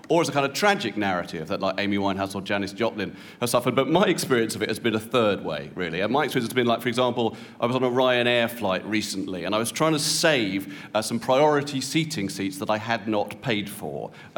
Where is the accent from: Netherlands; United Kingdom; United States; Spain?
United Kingdom; because I'm a British celebrity male over the age of 45, ladies and gentlemen.